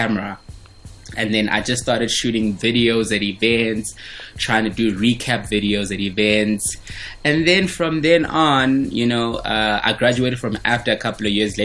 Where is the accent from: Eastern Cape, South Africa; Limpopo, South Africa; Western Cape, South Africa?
Limpopo, South Africa; Venda; now in Johannesburg, South Africa; my journey when I was growing up in Venda, coming to Johannesburg to visit my family in Soweto.